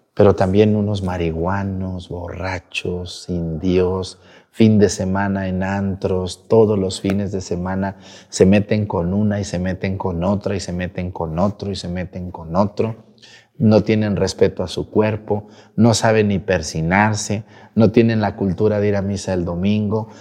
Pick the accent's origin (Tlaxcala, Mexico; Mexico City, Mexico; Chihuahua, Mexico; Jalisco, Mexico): Jalisco, Mexico; Mexticacán; Soy de un ranchito, de un pueblito del estado de Jalisco que se llama Mesticacán